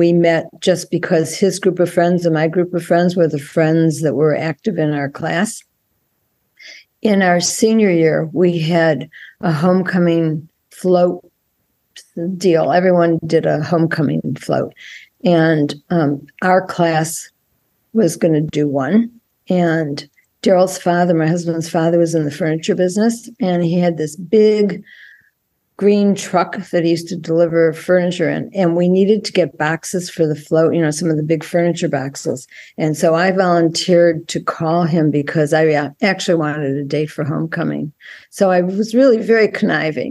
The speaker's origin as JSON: {"language": "English", "town": "Cleveland", "region": "Ohio", "country": "United States", "tie": "born or raised there", "moved": "as an adult", "lives_now": "Miami, United States", "said": "I grew up in Cleveland, Ohio, and lived there for, I guess, for about 28 years"}